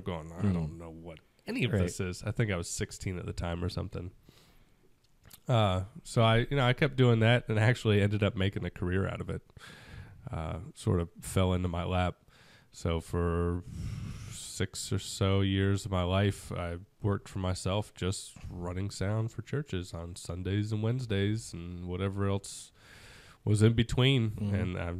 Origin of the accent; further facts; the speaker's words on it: Georgia, United States; also born or lived in Sarasota, Florida; I was basically born and raised in Georgia with a short hiatus in Florida, specifically Sarasota, just south of Tampa.